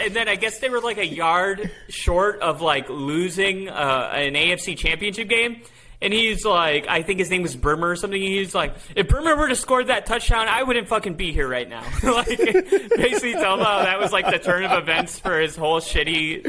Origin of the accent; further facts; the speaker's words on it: Cleveland, Ohio, United States; I got backstage passes because I'm from Cleveland and he's from Cleveland.